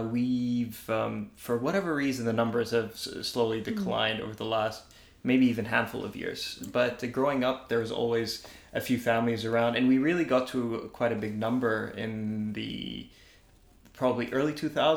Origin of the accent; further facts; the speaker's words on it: Dubai, United Arab Emirates; moved away as an adult; also born or lived in Montreal, Canada; now in Australia; I was born and raised there.